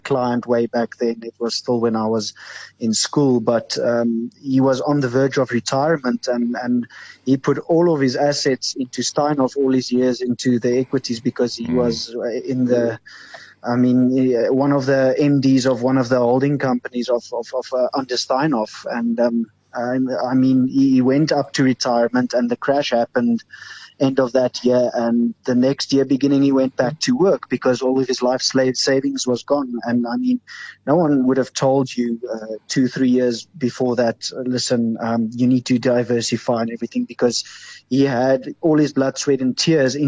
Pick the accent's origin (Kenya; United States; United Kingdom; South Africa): South Africa; as a South African